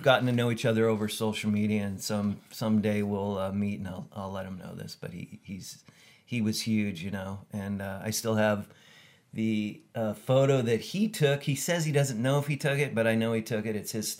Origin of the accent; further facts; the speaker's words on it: Camarillo, California, United States; Well, I grew up in Camarillo. I was born in 67 out there.